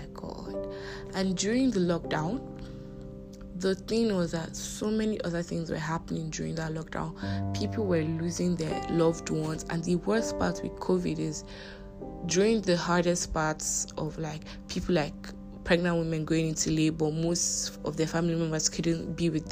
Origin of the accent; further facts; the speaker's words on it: Nigeria; I'm a Nigerian, if this is your first time hearing my voice. I'm a Nigerian